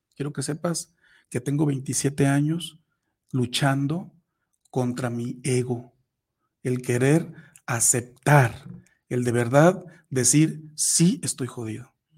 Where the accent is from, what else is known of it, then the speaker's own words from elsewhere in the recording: Tepic, Nayarit, Mexico; yo soy de Nayarit, soy de Tepic, Nayarit